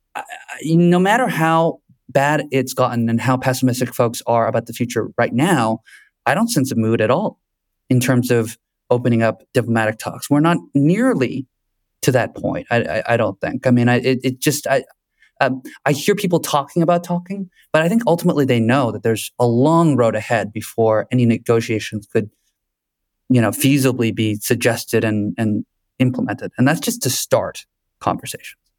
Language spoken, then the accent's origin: English; United States; moved away as an adult; now in Kyiv, Ukraine; I'm an American